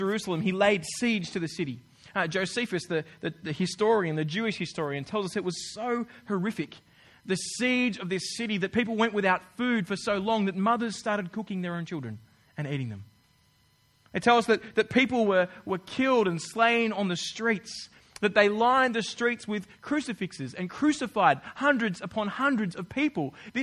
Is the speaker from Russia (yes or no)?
no; Australia; moved away as an adult; now in New Zealand; I'm from Australia